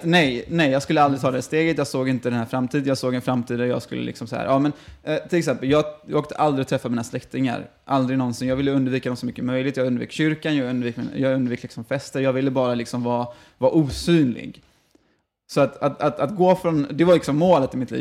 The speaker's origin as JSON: {"language": "Swedish", "town": "Gothenburg", "region": "Västra Götaland", "country": "Sweden", "tie": "born or raised there", "also_born_or_lived": "Falkenberg", "said": "född och uppvuxen i Göteborg"}